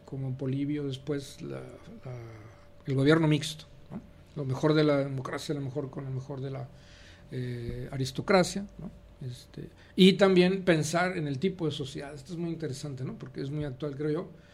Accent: Nuevo Laredo, Tamaulipas, Mexico; also born or lived in Monterrey, Nuevo León / Mexico City; now in Guadalajara, Mexico; nací en la frontera, en Nuevo Laredo, Tamaulipas. Y después de ahí eh, me fui a la Ciudad de México

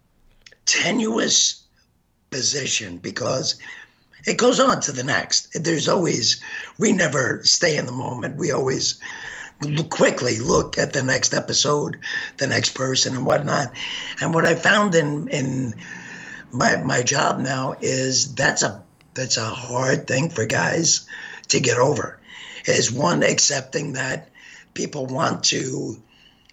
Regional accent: New York City, New York, United States; now in Wisconsin, United States; I grew up in Brooklyn. My mom worked in a bank.

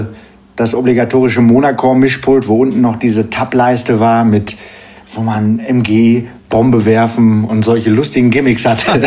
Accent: Geseke, North Rhine-Westphalia, Germany; now in Paderborn, Germany; komme aus Paderborn, gebürtig aus Störmede, ist bei Geseke

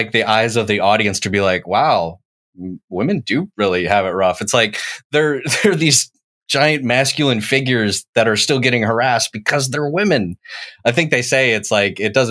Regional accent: the South, United States; I grew up in the South. I went to high school in the South

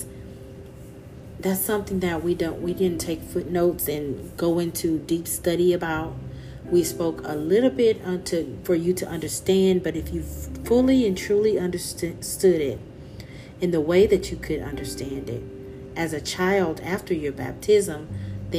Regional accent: Louisiana, United States; accent: country; I grew up in Louisiana.

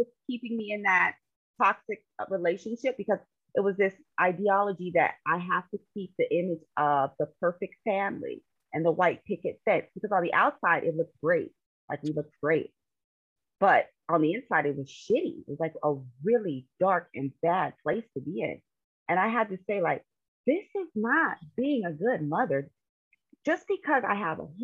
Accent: California, United States; moved away as an adult; now in Philadelphia, United States; I currently live in Pennsylvania. I am originally from California. So I like to say I'm a Cali girl seasoned with Philly

